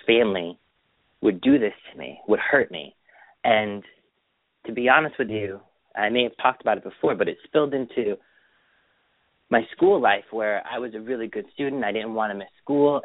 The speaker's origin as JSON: {"language": "English", "town": "Springfield", "region": "Massachusetts", "country": "United States", "tie": "born or raised there", "also_born_or_lived": "Feeding Hills, Massachusetts", "said": "we moved from Springfield to um Feeding Hills, Mass in 1985"}